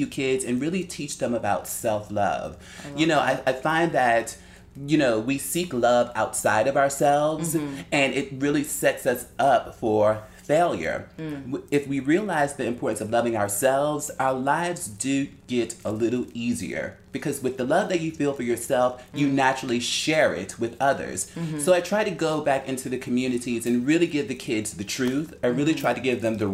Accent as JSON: {"language": "English", "town": "Newark", "region": "New Jersey", "country": "United States", "tie": "born or raised there", "also_born_or_lived": "Paris / London / Vienna, Austria / Antwerp, Belgium", "moved": "yes", "said": "I'm born and raised in Newark, New Jersey"}